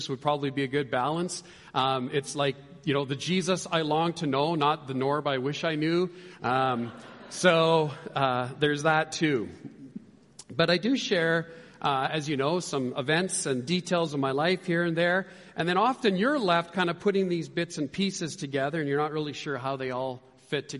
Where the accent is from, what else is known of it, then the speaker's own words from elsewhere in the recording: Canada; moved away; I'm from Canada